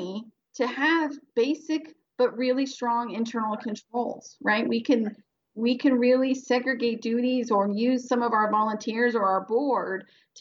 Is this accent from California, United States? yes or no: yes; Central Valley, California, United States; I grew up in the Central Valley, which really is a place.